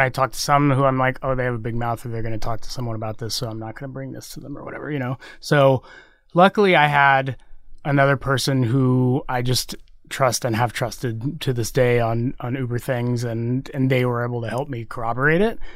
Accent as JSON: {"language": "English", "region": "Texas", "country": "United States", "tie": "born or raised there", "moved": "yes", "lives_now": "San Francisco, United States", "said": "I grew up in Texas"}